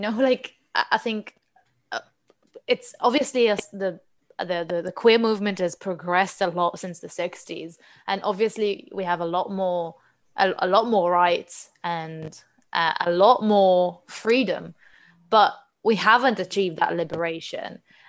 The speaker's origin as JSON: {"language": "English", "country": "Israel", "second_language": "English", "moved": "yes", "lives_now": "England", "said": "when I moved to England from Israel, the first time I went to Pride, I was shocked because you can't actually march."}